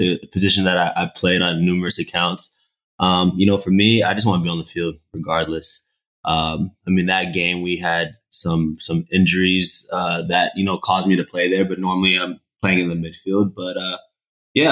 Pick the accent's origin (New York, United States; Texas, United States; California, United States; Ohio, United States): Texas, United States; I'm from Texas, man. Texas is American football country. So I grew up playing football, American football.